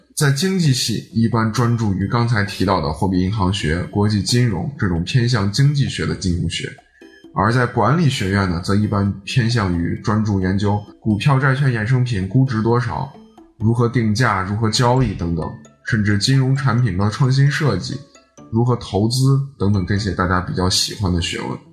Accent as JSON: {"language": "Chinese", "region": "Shaanxi", "country": "China", "tie": "born or raised there", "also_born_or_lived": "Shanghai", "said": "我是一个土生土长的陕西娃"}